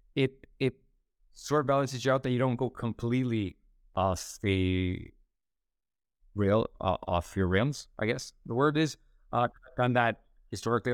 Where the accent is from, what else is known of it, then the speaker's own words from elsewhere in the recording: Canada; moved away; also born or lived in Split, Croatia; born and raised in Canada